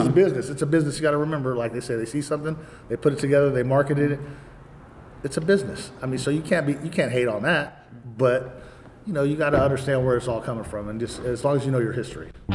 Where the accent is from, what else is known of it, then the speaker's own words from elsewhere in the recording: Hayward, California, United States; my mom's house where I grew up in Hayward